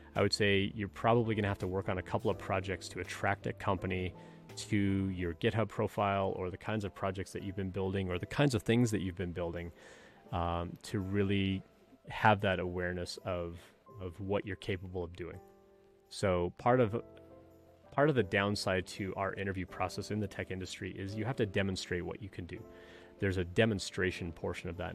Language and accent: English; Canada; moved away; I'm originally from Canada.